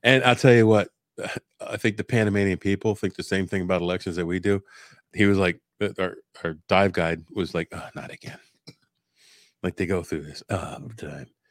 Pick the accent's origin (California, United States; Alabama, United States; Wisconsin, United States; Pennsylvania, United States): Pennsylvania, United States; Pennsylvania, USA